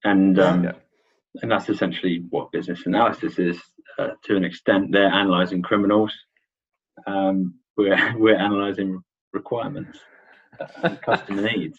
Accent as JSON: {"language": "English", "region": "London", "country": "United Kingdom", "tie": "born or raised there", "said": "So I grew up in Worcester Park. That's one of the many suburbs, I guess, of London, southwest London. It's a funny one because it's London, but it's not central London, and it's traditionally Surrey"}